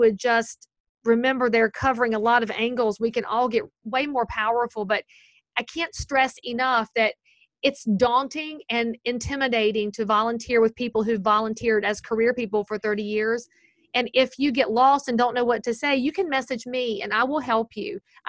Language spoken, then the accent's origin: English; the South, United States; accent: Southern; But obviously I'm Southern. I can say lots of things with my accent that you people can't say.